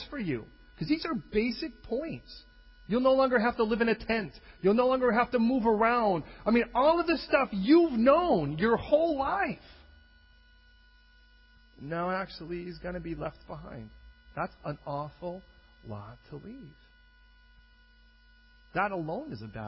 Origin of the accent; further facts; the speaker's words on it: Chicago, Illinois, United States; I was born and raised in Chicago, Southside